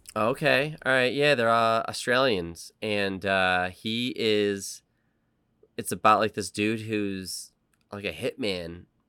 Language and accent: English; United States; as an American